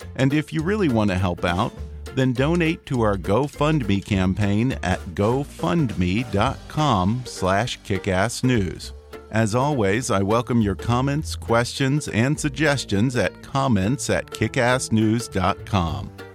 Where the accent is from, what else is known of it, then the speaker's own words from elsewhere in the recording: United States; as an American